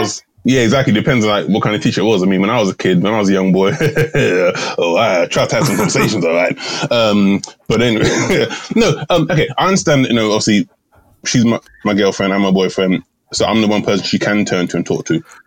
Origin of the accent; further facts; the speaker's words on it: England, United Kingdom; Repping jolly old England